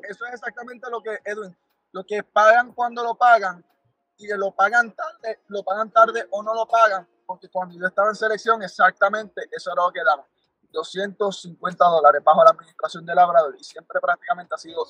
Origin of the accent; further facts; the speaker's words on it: Puerto Rico; yo como boricua